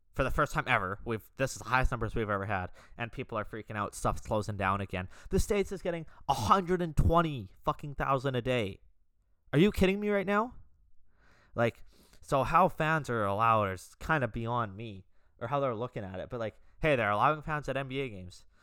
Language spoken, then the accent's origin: English; Canada; I'm, I'm Canadian, as you guys know, being Canadian